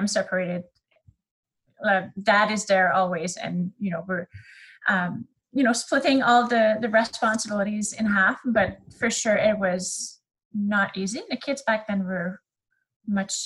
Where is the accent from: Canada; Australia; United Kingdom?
Canada; accent: French; first language French; English is a second language; I am Canadian, and you will hear this throughout the podcast. I have a little French accent. My first language is actually French